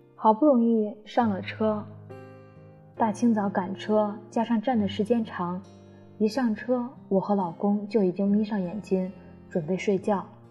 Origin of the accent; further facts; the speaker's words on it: Xi'an, Shaanxi, China; 我们是西安人